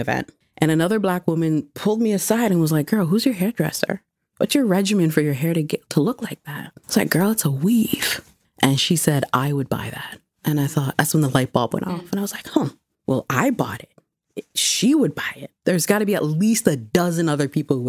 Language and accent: English; Ghana; also born or lived in Mississauga; I'm Ghanaian.